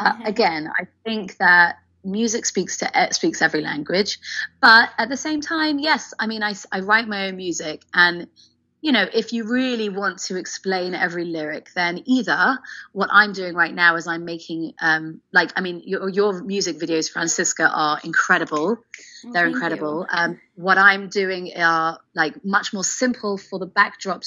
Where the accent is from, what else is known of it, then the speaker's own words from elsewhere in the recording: England, United Kingdom; now in Israel; I'm English